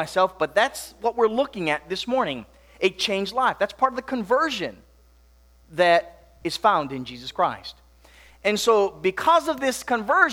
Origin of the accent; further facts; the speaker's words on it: Makawao, Hawaii, United States; now in Tennessee, United States; growing up in Hawaii, snow was not much of a, common thing. Not that it's so common here in Tennessee